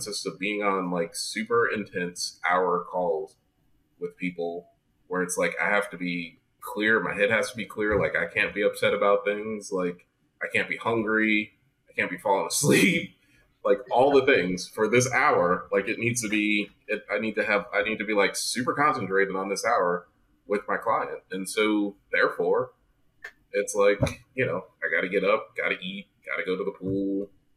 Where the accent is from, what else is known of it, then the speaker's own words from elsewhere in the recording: New Jersey, United States; now in Fort Lauderdale, United States; I'm from New Jersey